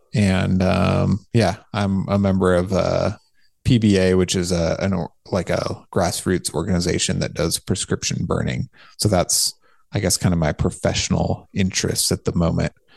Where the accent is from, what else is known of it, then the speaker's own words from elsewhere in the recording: California, United States; also born or lived in Santa Barbara, California; I built my house where I grew up, um, outside of town in the country, Oak Woodland